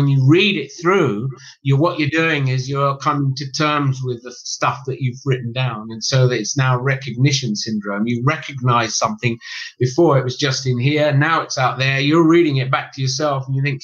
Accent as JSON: {"language": "English", "region": "England", "country": "United Kingdom", "tie": "born or raised there", "said": "a middle class Englishman growing up in England"}